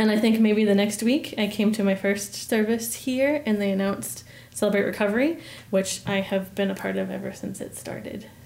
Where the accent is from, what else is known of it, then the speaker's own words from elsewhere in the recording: Massachusetts, United States; also born or lived in Maine; My dad was in the Navy when I was little, so I was born in Maine, um, and then my brother was born in Maryland and we lived in Massachusetts um, while my dad was on sea duty.